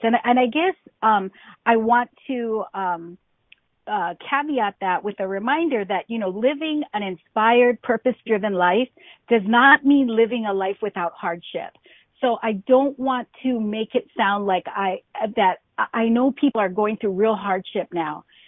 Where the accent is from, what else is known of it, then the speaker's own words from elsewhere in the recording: Hawaii, United States; I grew up in Hawaii